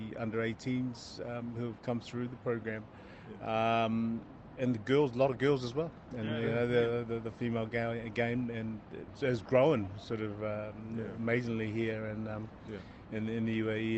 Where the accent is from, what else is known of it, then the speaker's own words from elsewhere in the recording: Auckland, New Zealand; moved away as an adult; now in United Arab Emirates; I grew up in Auckland, and then born and bred and then grew up in Auckland